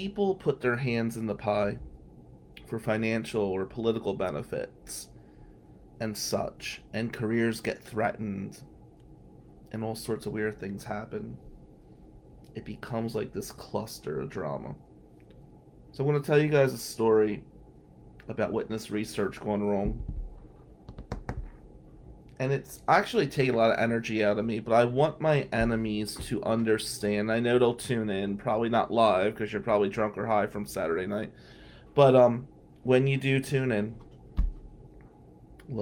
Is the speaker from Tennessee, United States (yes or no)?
no; Atlantic City, New Jersey, United States; I'm still from Atlantic City